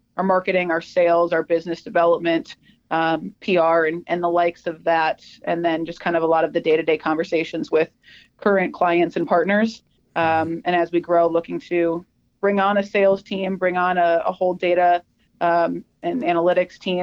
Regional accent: Minnesota, United States; I'm from Minnesota.

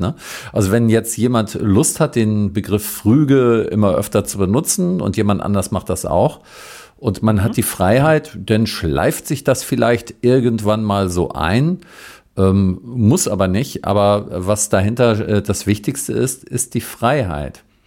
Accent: Northern Germany, Germany; ich bin so aus Norddeutschland

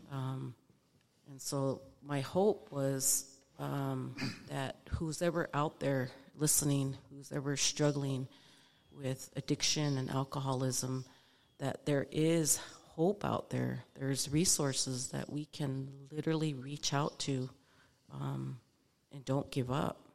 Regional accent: Lame Deer, Montana, United States; moved away as an adult; originally, I'm from Lame Deer, Montana, eastern Montana, from the Northern Cheyenne tribe. So I grew up on a res, res kid

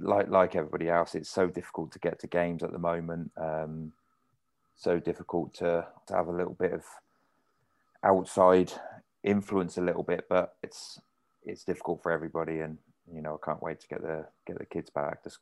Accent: Oxford, South East England, United Kingdom; moved away; It's my hometown club

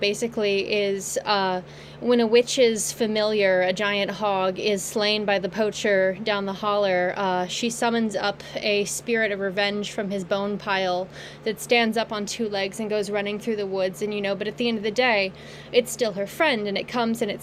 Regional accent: Kentucky, United States; in my hometown of Kentucky, my home state of Kentucky

